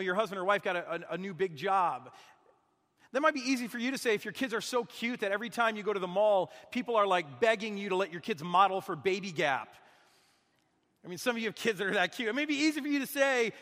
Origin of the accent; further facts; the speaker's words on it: Michigan, United States; moved away; also born or lived in Minnesota; I'm from Michigan. They don't make us grateful up there. It's too cold. It's too dark.